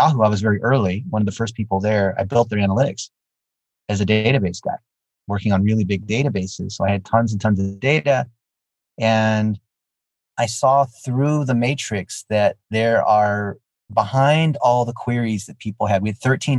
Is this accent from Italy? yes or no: no; United States; English is a second language; I'm an ABC. Have you heard of that? No, what is that? American born Chinese. No, I didn't speak English until I was six